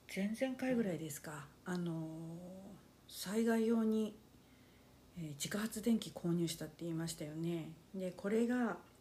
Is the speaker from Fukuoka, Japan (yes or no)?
yes; Fukuoka, Japan; 幼い頃から ずっと福岡県